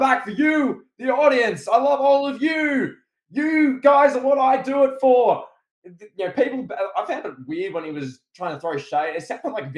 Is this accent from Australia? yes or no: yes; Australia